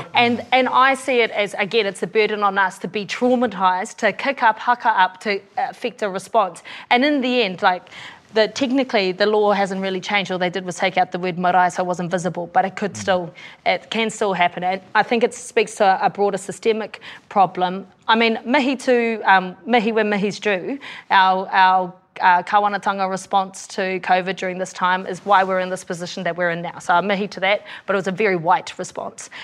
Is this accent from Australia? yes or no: yes; Australia; now in New Zealand; I grew up over in Aussie with a dad who's a police officer